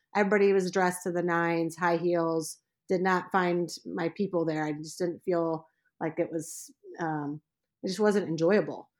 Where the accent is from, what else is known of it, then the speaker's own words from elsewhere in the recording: Indianapolis, Indiana, United States; now in Leland, Michigan, United States; I was born in Indianapolis, Indiana